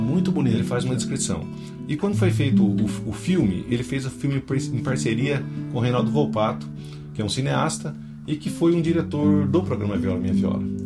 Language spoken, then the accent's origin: Portuguese; Botucatu, São Paulo, Brazil; é nascido em Botucatu mesmo, né? Tô de volta para lá